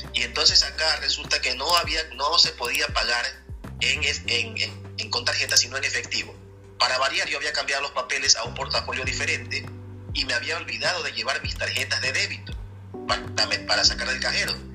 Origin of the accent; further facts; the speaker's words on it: Ecuador; now in Moscow, Russia; Soy ecuatoriano, pero vivo en Moscú.